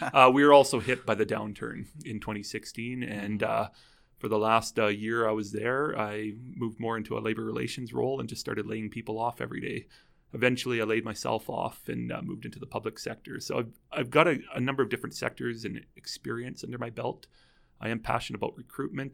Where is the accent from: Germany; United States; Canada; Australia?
Canada; Calgary, Alberta; I am from Calgary here